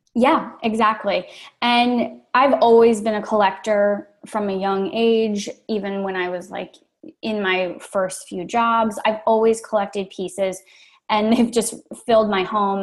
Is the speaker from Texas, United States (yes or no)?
no; Maryland, United States; moved away as an adult; also born or lived in Chicago / Brooklyn, New York, United States; I'm originally from Maryland